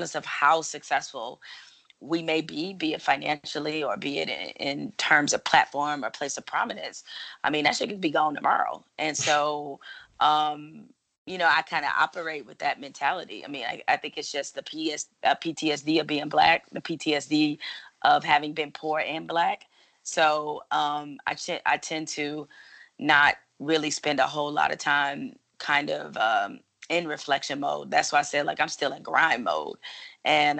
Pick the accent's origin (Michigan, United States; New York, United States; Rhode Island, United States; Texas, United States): Michigan, United States; Detroit; I'm from Detroit